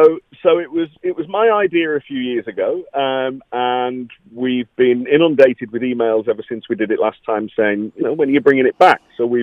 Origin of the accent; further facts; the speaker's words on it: the Wirral, North West England, United Kingdom; So I'm from the Wirral